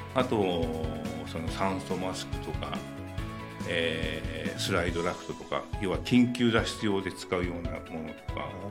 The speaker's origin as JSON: {"language": "Japanese", "town": "Katsushika", "region": "Tokyo", "country": "Japan", "tie": "born or raised there", "said": "生まれが葛飾なんですよ"}